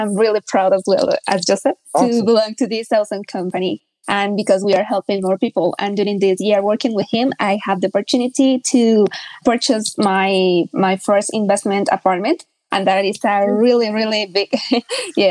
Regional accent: Bogota, Colombia; English is a second language; I am from Bogota, Colombia

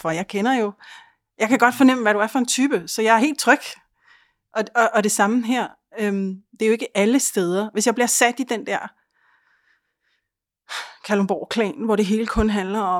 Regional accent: Helsingør, Capital Region of Denmark, Denmark; Og jeg, jeg, jeg flygtede jo selv fra Helsingen, fordi det var det der miljø.

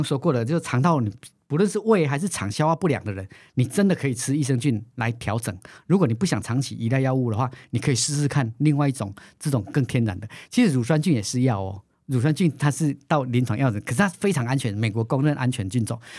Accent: Taiwan; 我的基因跟你的基因不一样，我们都是台湾人。

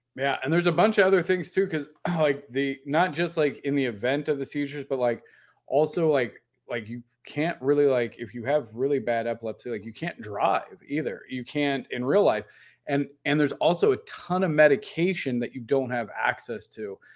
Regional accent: Midwest, United States; I'm from Midwest

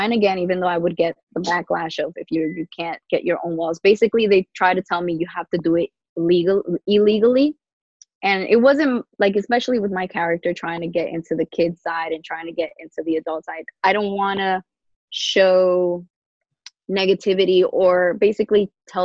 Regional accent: New York City, New York, United States; moved away as an adult; now in Long Island, United States; I grew up in New York, Queens, and the Queens side, Jamaica.

